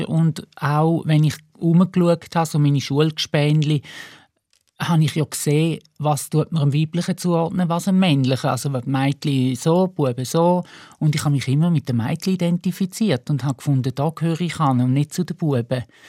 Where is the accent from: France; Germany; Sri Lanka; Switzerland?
Switzerland; Eastern Switzerland; auf dem Land, wo ich aufgewachsen bin, in der Ostschweiz